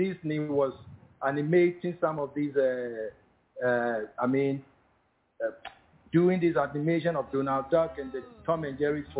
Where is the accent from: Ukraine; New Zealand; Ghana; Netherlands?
Ghana; We're all from Ubu.